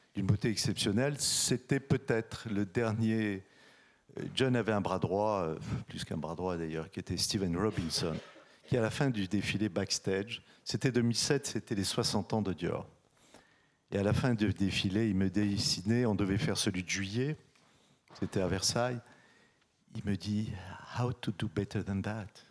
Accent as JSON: {"language": "French", "town": "Casablanca", "region": "Casablanca-Settat", "country": "Morocco", "tie": "born or raised there", "said": "je suis né à Casablanca, au soleil, c'est là où j'ai eu ma première expérience de mode"}